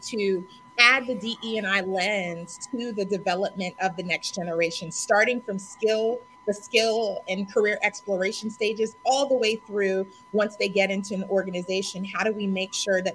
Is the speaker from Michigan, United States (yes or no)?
no; Raleigh, North Carolina, United States; also born or lived in New York City; now in Atlanta, United States; Originally from Raleigh, North Carolina, where my folks live